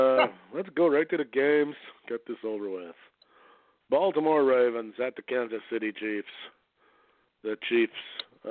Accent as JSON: {"language": "English", "country": "Canada", "said": "Oh, I'm a Canadian, I can't."}